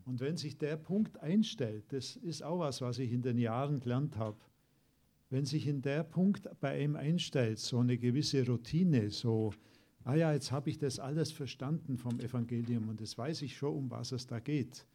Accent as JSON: {"language": "German", "country": "Germany", "said": "wir als Deutsche"}